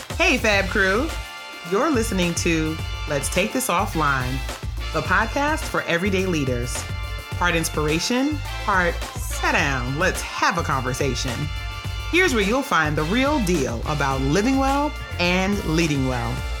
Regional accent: New York City, New York, United States; in New York City where I grew up

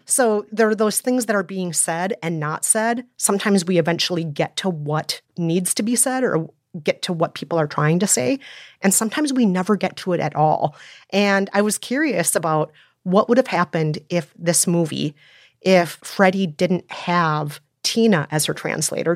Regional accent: Minnesota, United States; also born or lived in South Korea; I was born in Korea, and I was adopted as a baby, raised in Minnesota

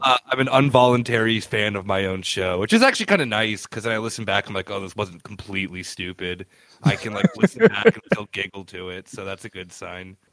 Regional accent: Arizona, United States; now in Berlin, Germany; I'm from Arizona

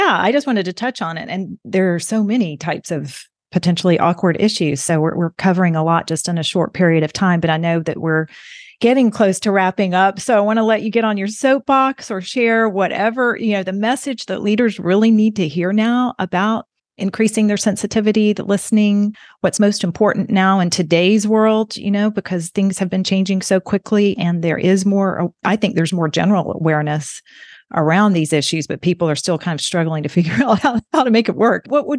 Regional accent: Alabama, United States; you don't sound like you're from Alabama. And I have modified my accent over the years. People used to make fun of me where I went.

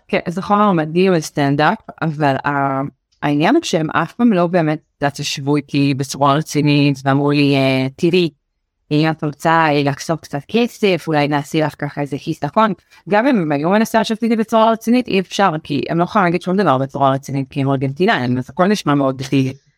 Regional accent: Beersheba, Southern District, Israel; also born or lived in New York; אני גדלתי בבאר שבע ואני צ'חלה גאה

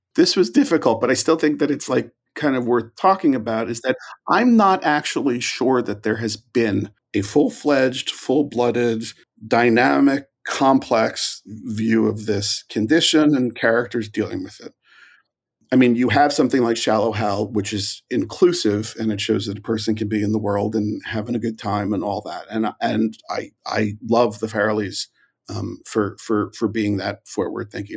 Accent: New York, United States; moved away as an adult; also born or lived in Galway, Ireland; now in Hollywood, United States; I'm from New York uh, originally

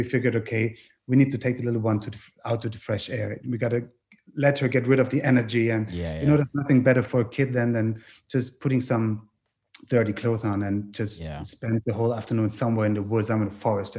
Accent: Southern Germany, Germany; born or raised there; English is a second language; also born or lived in Innsbruck, Austria; now in Vienna, Austria

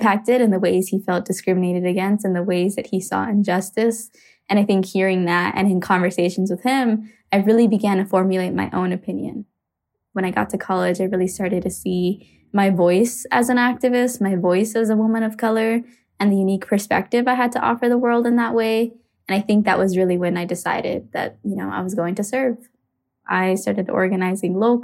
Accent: Phoenix, Arizona, United States; I grew up in Arizona during a really interesting time

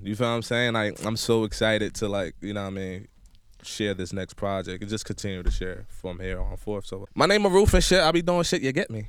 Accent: Irvington, New Jersey, United States; You get me? Nigerian-American artist based out of New Jersey. Born and raised in Jersey. Irvington, New Jersey, to be exact.

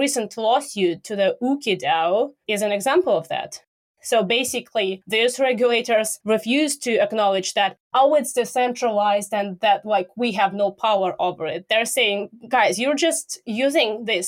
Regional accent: Russia; I'm from Russia

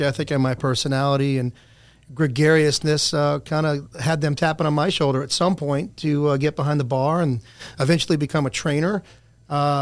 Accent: New Orleans, Louisiana, United States; also born or lived in Destin, Florida; now in Orlando, United States; Grew up in New Orleans, Louisiana. All my family's still there. Migrated to a little town of sand dunes called Destin, Florida, 1977

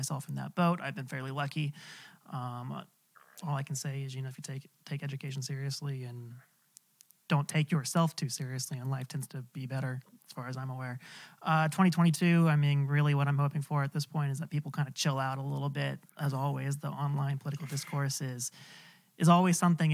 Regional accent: California, United States; as a Californian born and raised

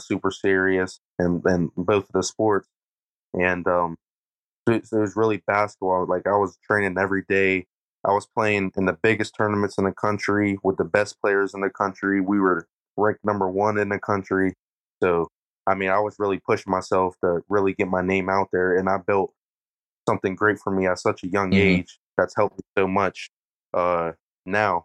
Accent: Uniontown, Pennsylvania, United States; I grew up in Uniontown

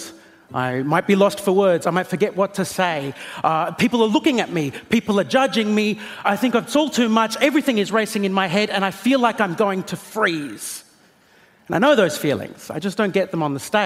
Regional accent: Australia; I am an Australian comedian.

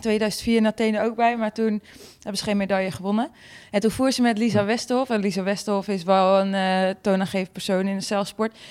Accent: Friesland, Netherlands; ik kom natuurlijk uit Friesland, dus we gingen altijd naar de Sneekweek

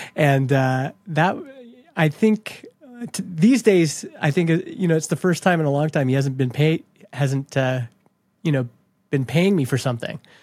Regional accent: Canada; I grew up in Canada

